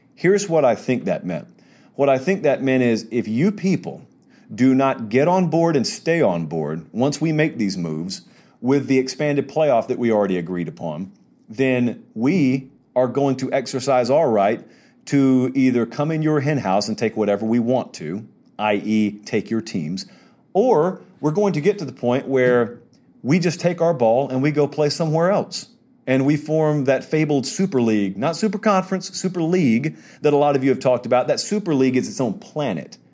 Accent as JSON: {"language": "English", "region": "the South", "country": "United States", "said": "I'm a Southerner"}